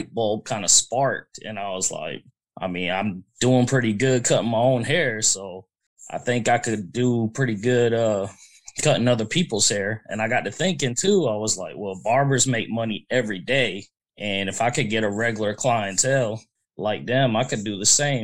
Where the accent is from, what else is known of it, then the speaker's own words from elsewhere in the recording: Fayetteville, North Carolina, United States; I'm from Fayetteville, North Carolina, right near Fort Bragg